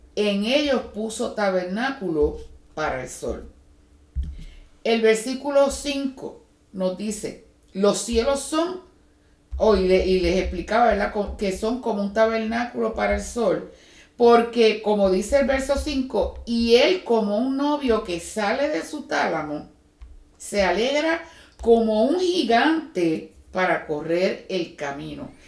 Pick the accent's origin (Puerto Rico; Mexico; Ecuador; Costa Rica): Puerto Rico; moved away; los que venimos de Puerto Rico